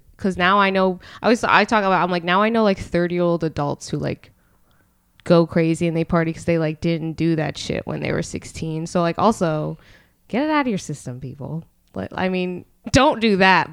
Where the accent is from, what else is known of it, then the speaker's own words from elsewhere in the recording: Allentown, Pennsylvania, United States; I'm from Allentown.